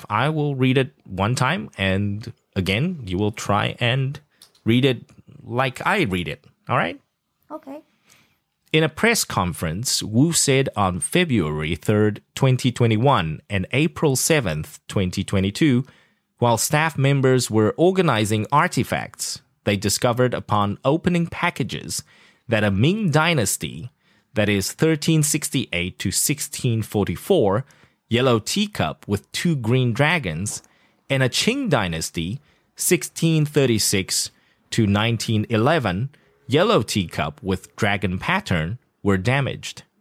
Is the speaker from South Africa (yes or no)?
yes; South Africa; accent: South African; Yeah, I actually lost my South African accent. I had to adapt it to the CNN